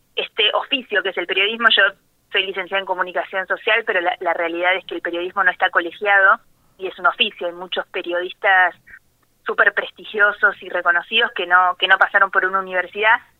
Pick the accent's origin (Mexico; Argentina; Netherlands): Argentina; La Dulce, Buenos Aires; also born or lived in Balcarce / La Plata; Yo nací en Balcarce, pero me crié y viví toda la vida, hasta los 17 años, en La Dulce.